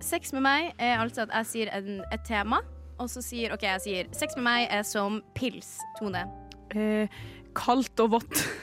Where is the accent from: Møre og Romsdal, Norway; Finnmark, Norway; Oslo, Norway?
Møre og Romsdal, Norway; Ålesund; moved away; jeg er fra Ålesund